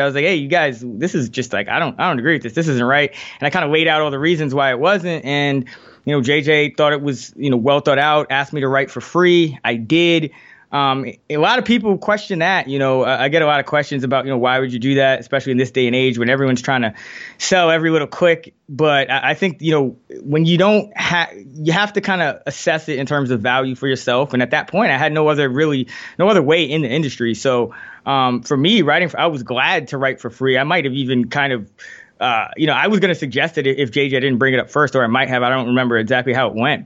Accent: New York City, New York, United States; I grew up in the Bronx, New York

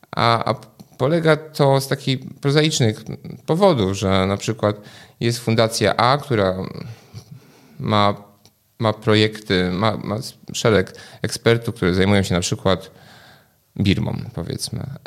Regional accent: Poland; also born or lived in England; dorastałem w Polsce

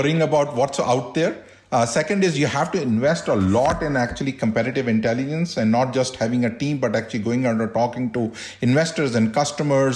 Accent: India; moved away as an adult; also born or lived in Delhi; now in United States; growing up in India

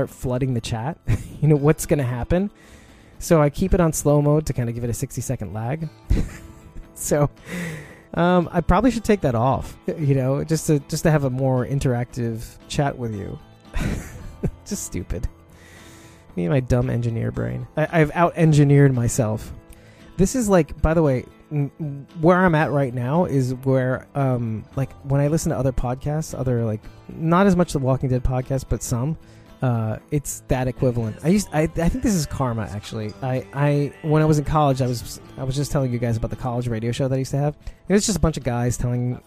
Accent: New York City, New York, United States; I'm from Brooklyn, New York

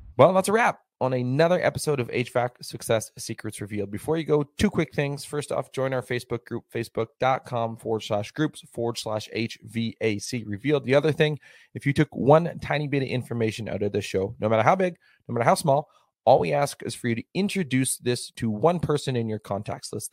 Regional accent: Alberta, Canada; I'm from Alberta, which is straight north of Montana

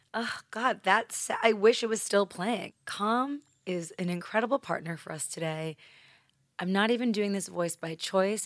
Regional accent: New York, United States; accent: New York; my New York accent

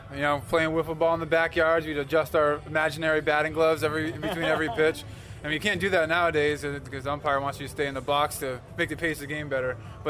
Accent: Falmouth, Massachusetts, United States; I grew up in Falmouth, Massachusetts, a little town on Cape Cod.

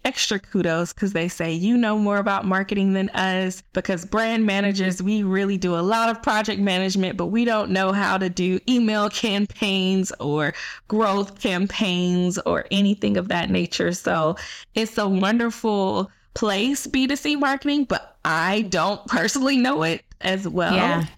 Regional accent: Atlanta, Georgia, United States; I moved back to Atlanta, my hometown. That's currently where I am now. I still live here.

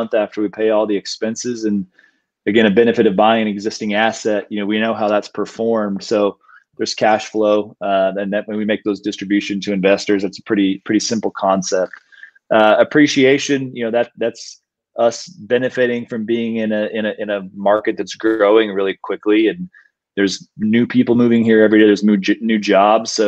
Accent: Austin, Texas, United States; we're born and raised in Austin

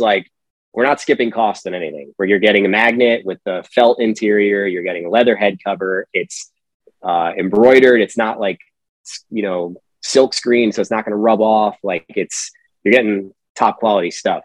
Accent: Pennsylvania, United States; originally, I'm from Pennsylvania

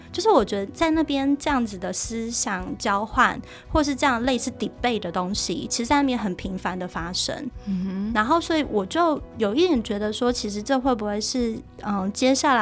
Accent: Taichung, Taiwan; moved away; 我是台中人，我回台中的时候，那个高铁大概有一个小时

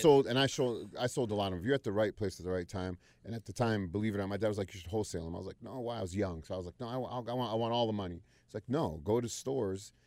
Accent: Youngstown, Ohio, United States; moved away as an adult; also born or lived in Wilmington, North Carolina / Cleveland, Ohio; now in Charlotte, United States; I was born in Wilmington, North Carolina, but I was raised mostly in O, Youngstown, Ohio

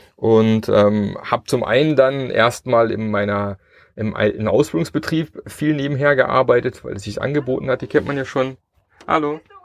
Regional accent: Germany; wir als Deutsche und unsere deutsche Kultur

